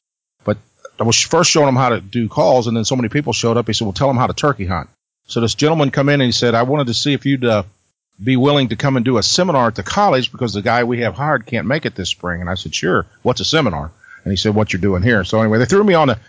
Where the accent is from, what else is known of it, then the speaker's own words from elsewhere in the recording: Missouri Ozarks, United States; I'm from the Missouri Ozarks. I grew up on my grandpa's farm, and we lived in that area my entire life.